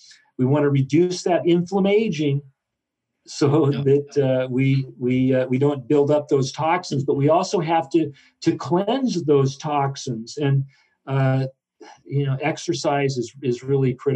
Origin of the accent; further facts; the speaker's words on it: Southern Oregon, United States; I grew up in Southern Oregon